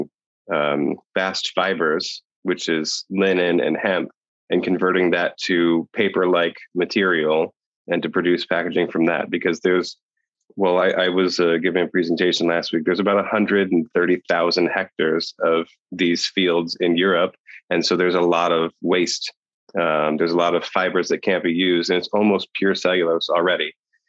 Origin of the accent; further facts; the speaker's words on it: Ohio, United States; now in Poland; I'm originally from Ohio, but I'm in Poland